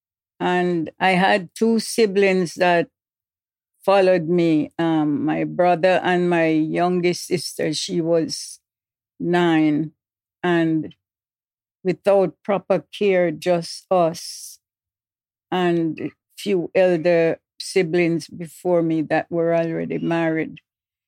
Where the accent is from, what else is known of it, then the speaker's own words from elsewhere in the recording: Fair Prospect, Portland, Jamaica; moved away; Upper Fair Prospect. Portland, Jamaica, West Indies. That's where I was born.